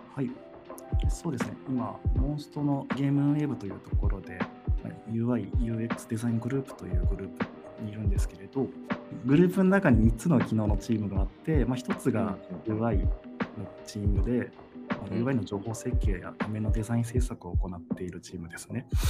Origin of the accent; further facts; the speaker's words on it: Fukui, Japan; moved away as an adult; also born or lived in Tokyo; そうもともと生まれは福井県なんですけれど